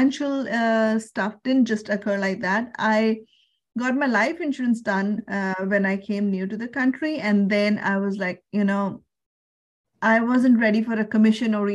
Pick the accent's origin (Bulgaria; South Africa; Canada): Canada; Surrey, British Columbia; I am from Surrey, BC, Canada, and I work with financial services